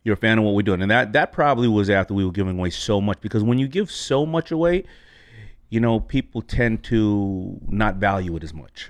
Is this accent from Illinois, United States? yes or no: no; New York City, New York, United States; I grew up not only in New York, I grew up in Hollis, Queens